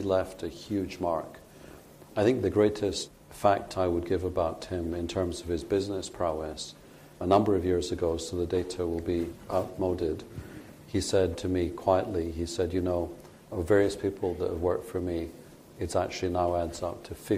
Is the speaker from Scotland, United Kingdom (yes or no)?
yes; Scotland, United Kingdom; moved away; I like to say as a Scotsman